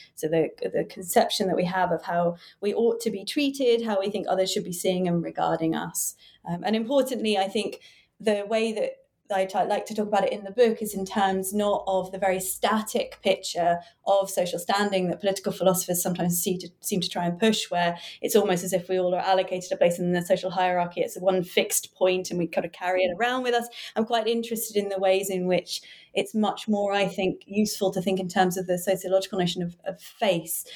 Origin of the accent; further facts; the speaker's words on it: United Kingdom; also born or lived in Cambridge; I was born near London and studied in Cambridge, and now I work in London